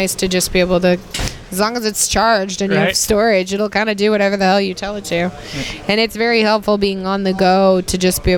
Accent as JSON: {"language": "English", "town": "Jackson", "region": "Tennessee", "country": "United States", "tie": "born or raised there", "also_born_or_lived": "Los Angeles", "moved": "yes", "said": "I grew up in Jackson, which is 2 hours from there"}